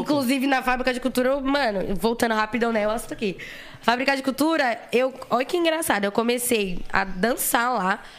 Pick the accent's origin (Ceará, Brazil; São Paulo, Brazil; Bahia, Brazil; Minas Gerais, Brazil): São Paulo, Brazil; eu sou de Guaianazes, né? Como eu já falei. E lá em Guaianazes, há tipo uns 30 anos atrás, o meu avô já fazia um trampo